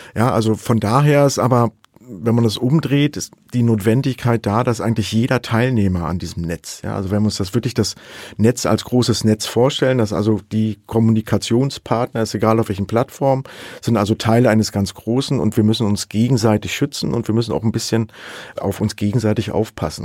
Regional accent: Saxony, Germany; ich komme aus Sachsen

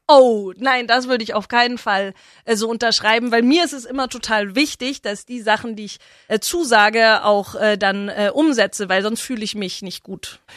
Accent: Herrsching am Ammersee, Bavaria, Germany; also born or lived in Freiburg; Ich würde mich immer als Herrschingerin bezeichnen. Äh, das ist meine Heimat

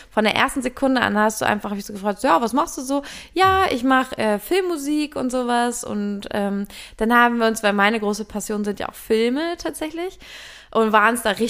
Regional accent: Lüneburg, Lower Saxony, Germany; ich bin ja in Lüneburg aufgewachsen, meine Mutter lebte da noch

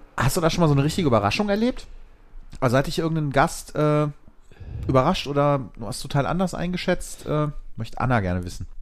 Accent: Bonn, North Rhine-Westphalia, Germany; ich bin äh, in Vorort von Bonn groß geworden und in Bonn zur Schule gegangen

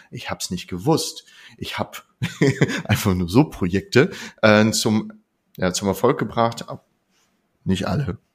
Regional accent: Lower Saxony, Germany; ich komme aus Niedersachsen

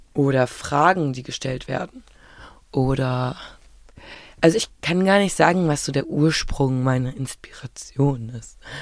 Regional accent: Berlin, Germany; ich bin ja in Berlin äh, geboren und aufgewachsen

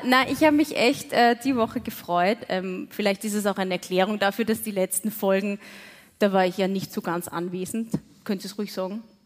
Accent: Waldviertel, Lower Austria, Austria; ich komme aus dem Waldviertel

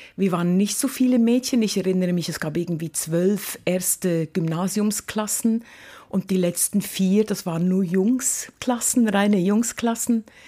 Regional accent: Lucerne, Switzerland; moved away as an adult; also born or lived in Mombasa, Kenya / Cologne / Hamburg / Leipzig; now in Karlsruhe, Germany; ich bin in einem kleinen Häuschen aufgewachsen in der Stadt Luzern mit fünf Geschwistern

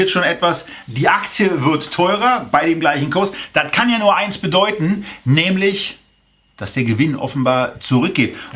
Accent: Berlin, Germany; Ich bin Berliner. Ich motze

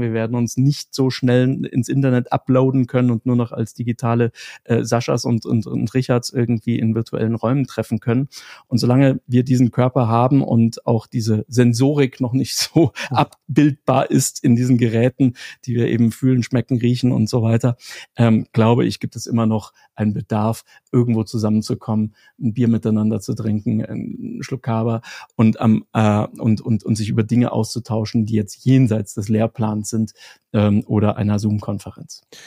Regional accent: Germany; moved away; bei uns in Deutschland

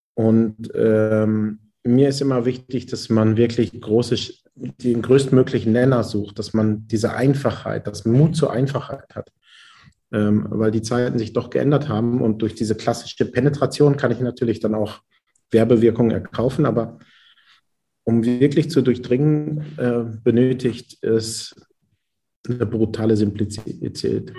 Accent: Haltern am See, North Rhine-Westphalia, Germany; ich komme ja aus Münsterland, aus Haltern am See und äh, bin der Zweitgeborene aus einem elterlichen Bäckereibetrieb.

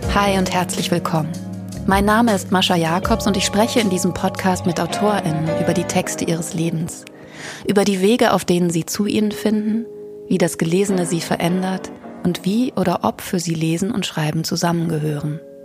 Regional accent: Ruhr area, North Rhine-Westphalia, Germany; Kommen wir doch beide aus dem Pott

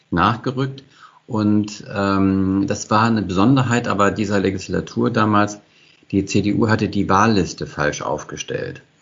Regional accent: Hesse, Germany; born there; Als gebürtiger Hesse kannte ich aber nur das Kinzigtal äh, fast von Hessen

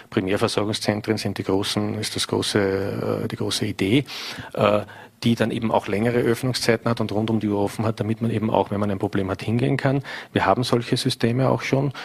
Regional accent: St. Pölten, Lower Austria, Austria; In meiner Heimatstadt St. Pölten

